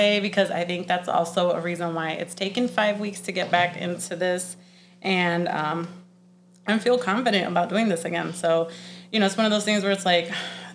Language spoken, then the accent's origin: English; Sunshine State, Florida, United States; moved away as an adult; now in Chicago, United States; I am from the Sunshine State